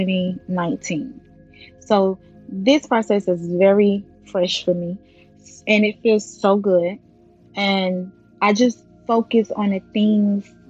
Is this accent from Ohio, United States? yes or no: no; Belle Glade, Florida, United States; moved away; also born or lived in West Palm Beach, Florida; I'm originally from Belt Lake, Florida. So once I left Belt Lake and moved to West Palm Beach with my mom